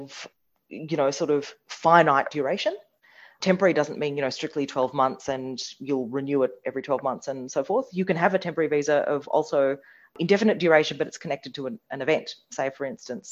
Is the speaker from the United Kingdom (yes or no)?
no; India; now in Australia; I was born in India.